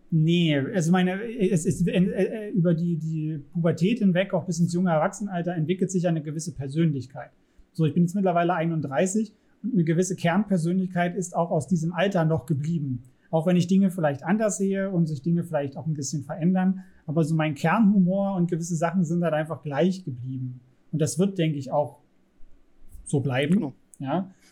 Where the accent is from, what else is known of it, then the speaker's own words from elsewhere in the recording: Saxony, Germany; ich bin in Sachsen zur Schule gegangen